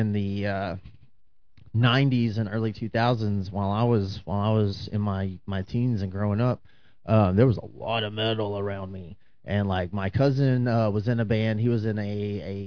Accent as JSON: {"language": "English", "town": "Newcastle", "region": "Texas", "country": "United States", "tie": "born or raised there", "said": "me growing up in Newcastle"}